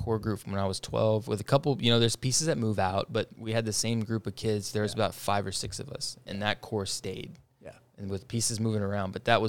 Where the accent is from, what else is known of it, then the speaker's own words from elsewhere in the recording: San Antonio, Texas, United States; I'm from San Antonio.